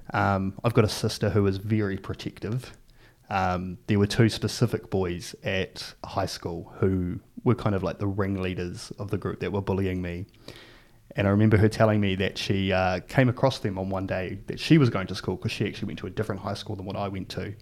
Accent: Palmerston North, Manawatū-Whanganui, New Zealand; also born or lived in Hastings, New Zealand; I was about seven years old, uh, we moved as a family to Palmerston North

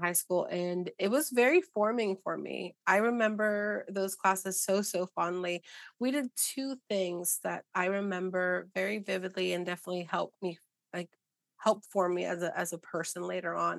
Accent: Arizona, United States; I grew up in Arizona.

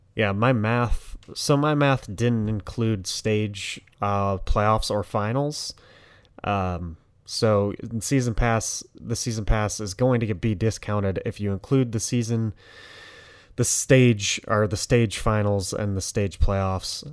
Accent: Detroit, Michigan, United States; I'm from Detroit

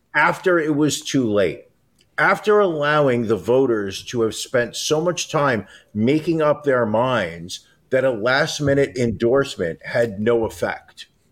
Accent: New York, United States; as a New Yorker

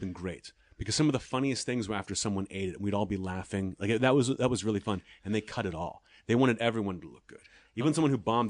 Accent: Pittsburgh, Pennsylvania, United States; I'm proud to be from Pittsburgh. But when I go back, they don't even believe that I'm from Pittsburgh. They're like, where's your accent from?

